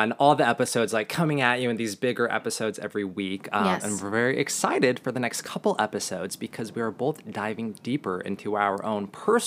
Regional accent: Montana, United States; I grew up in Montana

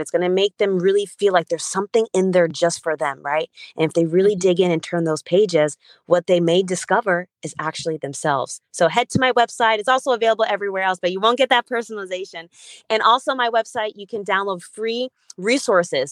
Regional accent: Stamford, Connecticut, United States; English is a second language; also born or lived in Berlin, Germany / Uganda; And I grew up in Stamford, Connecticut from the age of six. And growing up I was an ESL student.

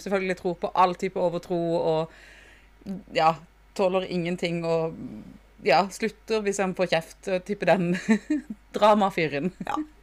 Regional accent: Sørlandet, Southern Norway, Norway; Vi er jo fra Sørlandet

